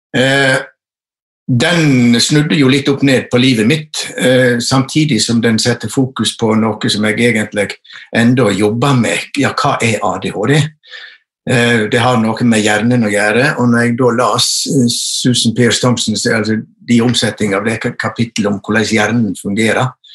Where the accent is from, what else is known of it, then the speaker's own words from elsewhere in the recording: Western Norway, Norway; also born or lived in Førde; jeg er vestlending